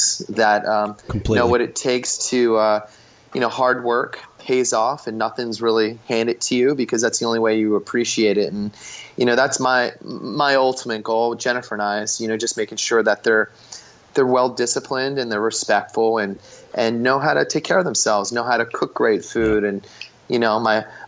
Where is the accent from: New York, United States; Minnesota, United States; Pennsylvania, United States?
Pennsylvania, United States; Philadelphia; now in Southern California, United States; growing up in Philly